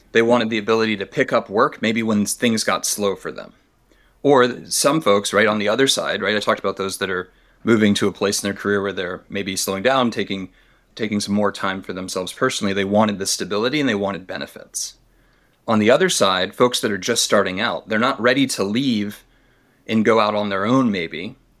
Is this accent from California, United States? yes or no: no; Tennessee, United States; I grew up in Tennessee